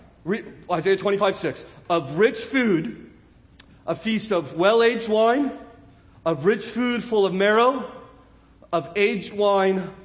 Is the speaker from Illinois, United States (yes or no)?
no; California, United States; I'm from California